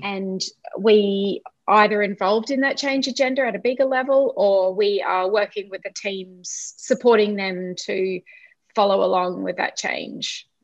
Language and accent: English; Brisbane, Queensland, Australia; also born or lived in Ipswich, Queensland; I was born in Brisbane and yeah. have lived in Brisbane uh, and now Ipswich in Queensland. Mm-hmm. pretty much all of my life.